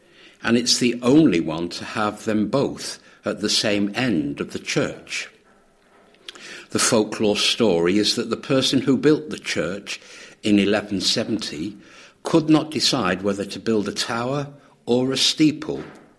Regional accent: Ormskirk, North West England, United Kingdom; moved away as an adult; now in Witney, United Kingdom; I was born in a town called Ormskirk in the Red Rose County of Lancashire. And although I have lived in Witney for just over 30 years, I am very proud of my heritage. I try to go back home every 6 weeks or so to refresh my accent.

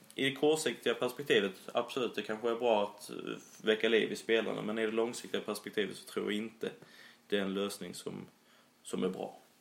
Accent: Immeln, Skåne, Sweden; accent: Skånska; now in Sölvesborg, Sweden; jag är ju från Immeln, en liten, liten eh

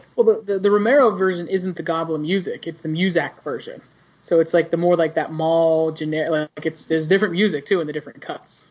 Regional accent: Pittsburgh, Pennsylvania, United States; it's also from where I'm from.

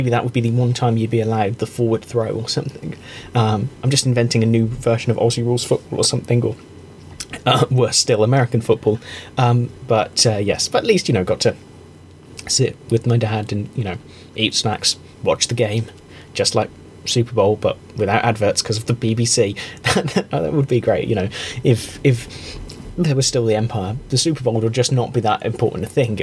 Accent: England, United Kingdom; an English person who cares about rugby

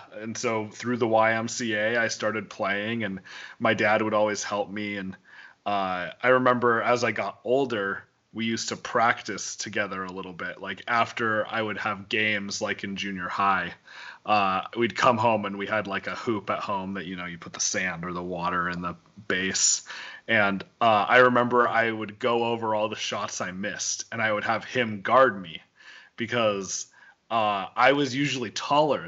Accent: Wyoming, United States; I grew up in Wyoming

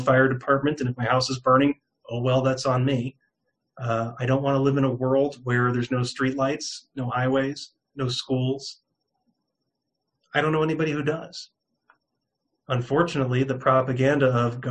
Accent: New York, United States; moved away as an adult; also born or lived in California / Raleigh, North Carolina; now in Arizona, United States; I'm born and raised in New York, just outside of New York City

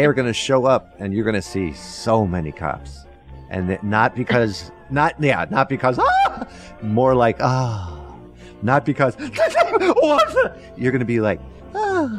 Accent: Washington, District of Columbia, United States; where I grew up in Washington, D.C.

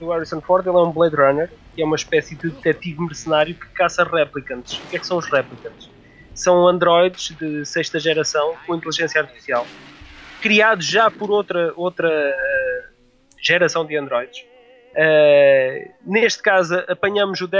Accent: Figueira da Foz, Centro, Portugal; Eu, eu sou da Figueira da Foz

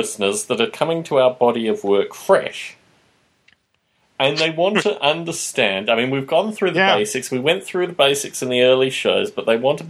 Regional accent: Canberra, Australian Capital Territory, Australia; he turns out that he's from my hometown of Canberra, Australia.

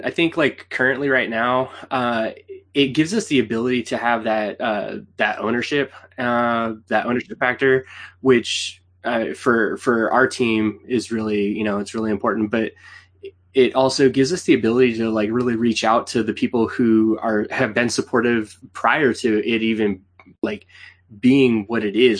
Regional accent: Canada; She knows we're Canadian.

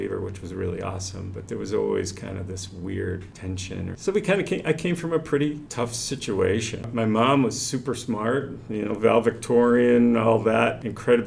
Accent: Finger Lakes region of New York, United States; moved away; also born or lived in Cleveland Heights, Ohio; I grew up in the Finger Lakes region of New York

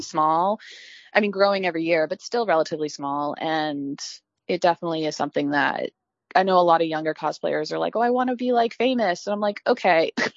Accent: Virginia, United States; I grew up in Virginia where we had a lot of anime conventions

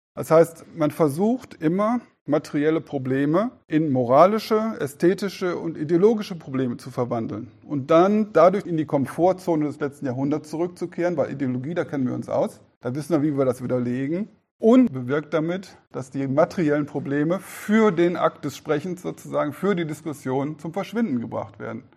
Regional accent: Germany; als Deutsche

